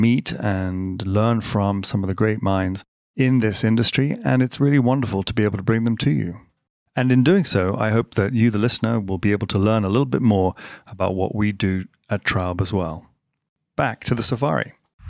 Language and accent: English; United States; I'm American, even though I don't sound it